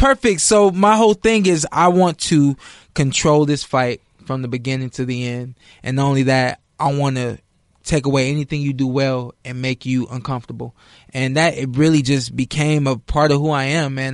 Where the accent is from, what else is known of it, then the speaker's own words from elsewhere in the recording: Ohio, United States; I'm from Ohio